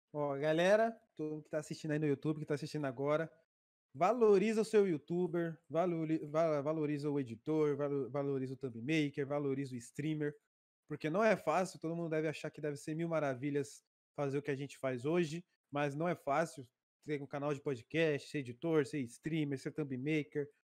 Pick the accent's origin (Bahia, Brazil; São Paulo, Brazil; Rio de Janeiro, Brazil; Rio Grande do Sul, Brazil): São Paulo, Brazil; also born or lived in Araraquara; eu sou de São Paulo